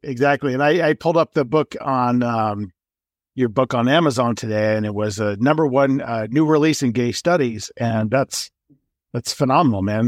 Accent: Los Angeles, California, United States; moved away as an adult; also born or lived in New York; now in Colorado, United States; I grew up, uh, in Los Angeles and I left in eighty-eight to go to New York for school

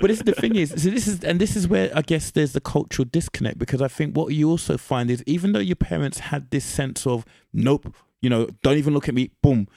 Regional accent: United Kingdom

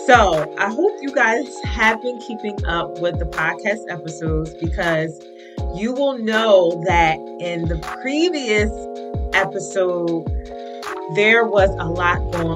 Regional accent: East Orange, New Jersey, United States; East Orange, my hometown

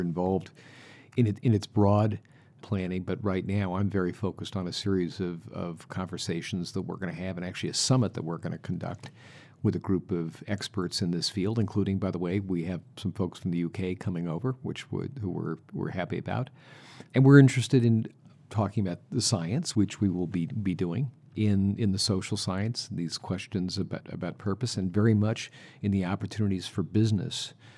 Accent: United States; I'm from the United States

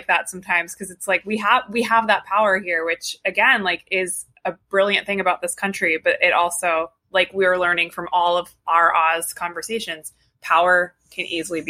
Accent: New Jersey, United States; I'm an Italian from Jersey.

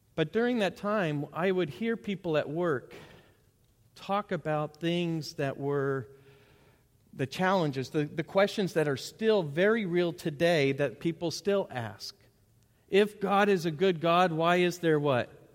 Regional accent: Bentonville, Arkansas, United States; I grew up in Bentonville

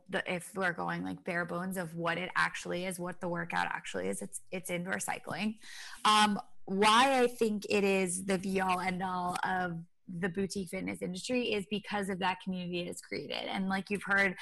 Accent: Rhode Island, United States; moved away as an adult; also born or lived in Los Angeles / Boston; I grew up in Rhode Island

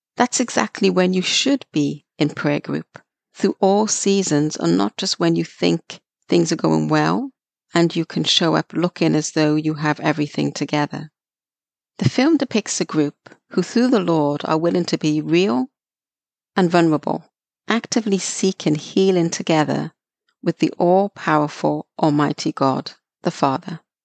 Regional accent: Wales, United Kingdom; growing up in Wales, United Kingdom.

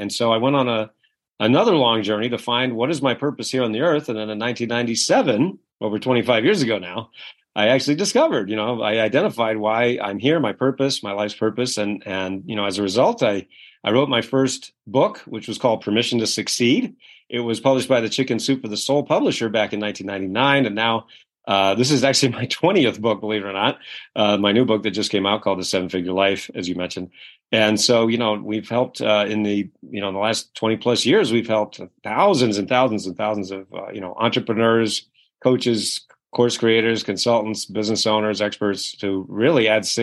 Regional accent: Kennebunkport, Maine, United States; I grew up in a little town called Kennebunkport, Maine, which is one of the wealthiest communities in New England.

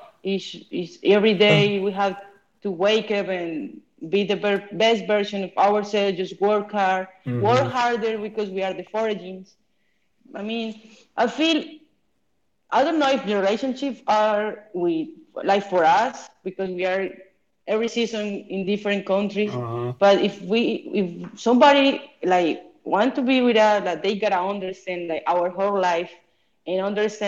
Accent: Bucaramanga, Santander, Colombia; moved away as an adult; I was playing for my hometown

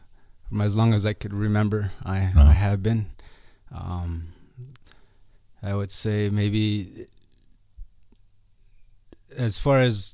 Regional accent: Crow Agency, Montana, United States; moved away as an adult; now in Havre, United States; I'm from Crow Agency here. Mm-hmm. And currently I'm living up in Havre, Montana.

